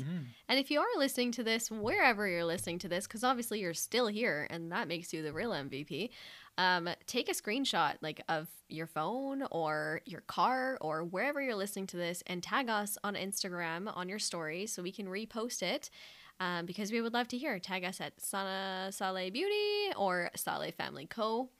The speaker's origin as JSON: {"language": "English", "country": "Canada", "said": "Like, they just know that I'm not from there. They know I'm Canadian."}